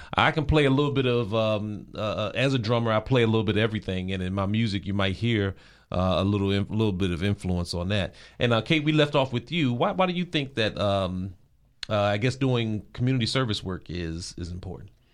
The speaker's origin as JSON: {"language": "English", "area": "Prince George's County", "region": "Maryland", "country": "United States", "tie": "born or raised there", "said": "growing up in the Prince George's County area"}